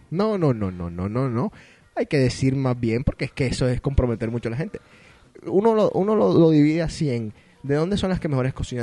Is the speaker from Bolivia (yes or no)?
no; Colombia; now in Boston, United States; yo que soy colombiano